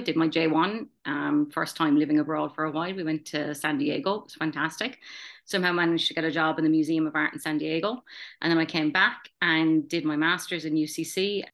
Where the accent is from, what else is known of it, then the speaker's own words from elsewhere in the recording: Tralee, Munster, Ireland; moved away as an adult; also born or lived in Stanthorpe, Australia; now in Brisbane, Australia; I immigrated from Tralee County, Kerry, thirteen years ago now.